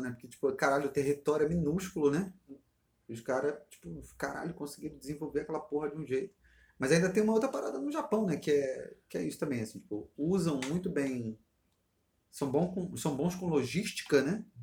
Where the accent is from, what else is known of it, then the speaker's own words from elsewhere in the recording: Brazil; é tipo eu como brasileiro.